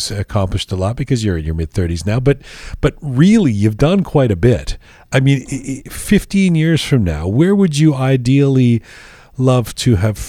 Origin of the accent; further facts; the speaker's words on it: London, United Kingdom; also born or lived in Canada; you grew up in Iran, I grew up in London and then in Canada, but we have this common connective tissue.